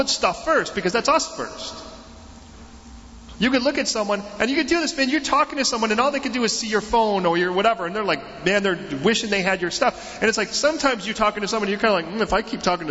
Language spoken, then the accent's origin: English; United States; We're from America